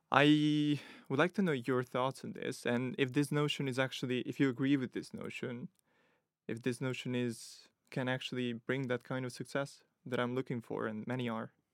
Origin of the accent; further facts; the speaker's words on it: Italy; moved away as an adult; also born or lived in Ukraine / Nottingham; now in London, United Kingdom; I'm from Italy, but originally from Ukraine